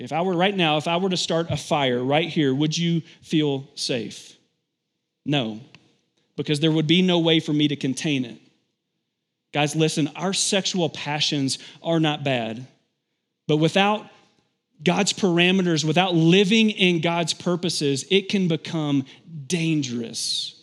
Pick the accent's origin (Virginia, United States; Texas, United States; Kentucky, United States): Kentucky, United States; I grew up in Kentucky, and so it's pretty common to have fields by your house.